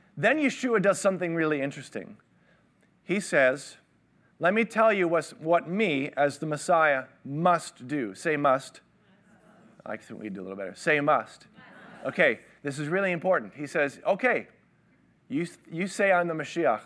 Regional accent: Toronto, Ontario, Canada; I grew up in Toronto.

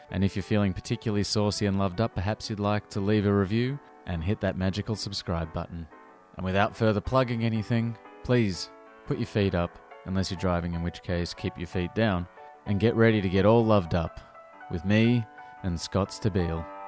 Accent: Australia; now in London, United Kingdom; I'm from Australia

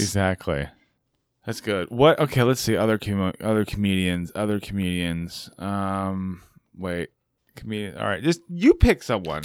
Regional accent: California, United States; as a Californian

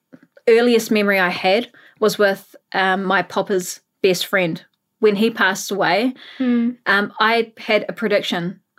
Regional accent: Auckland, New Zealand; moved away as an adult; also born or lived in Australia; I was born and raised in Howick, Auckland. I am 31 years old, but I have been living in Australia for the past 10 years.

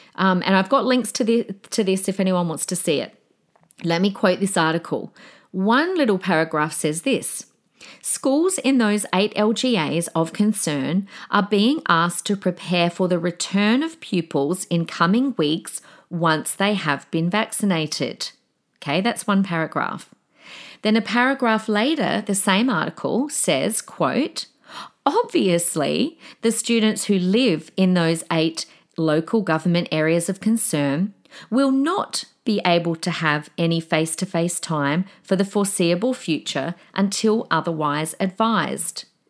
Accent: Australia; We, we are Australian.

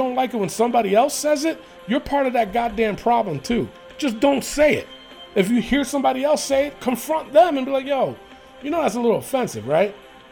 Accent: New York City, New York, United States; I grew up in the Bronx.

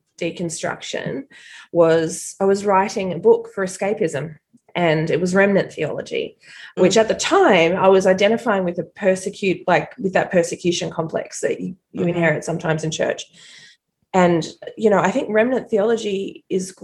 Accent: Australia; as an Australian

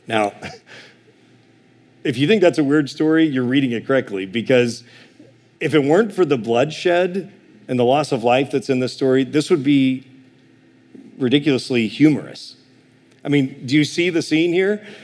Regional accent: Illinois, United States; I'm from Illinois

